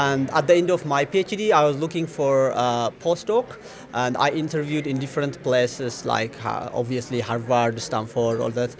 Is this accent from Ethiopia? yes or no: yes; Ethiopia; moved away as an adult; also born or lived in Gondar, Ethiopia / Singapore; I am originally from Ethiopia, and I was a teacher there at the University of Gander